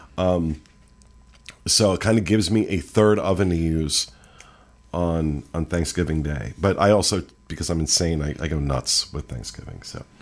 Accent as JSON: {"language": "English", "region": "the North", "country": "United States", "said": "I prefer being from the north"}